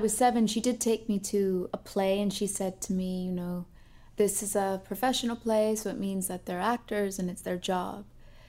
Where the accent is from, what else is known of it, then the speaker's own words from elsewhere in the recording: Northern California, United States; moved away as an adult; also born or lived in New York / Los Angeles; I grew up in Northern California, and my mom is a vegan chef. My father's a fireman in San Francisco.